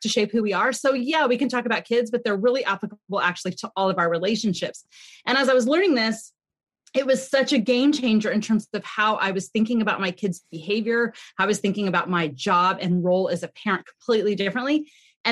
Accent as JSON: {"language": "English", "region": "California", "country": "United States", "said": "we had moved back to California. I'm from California."}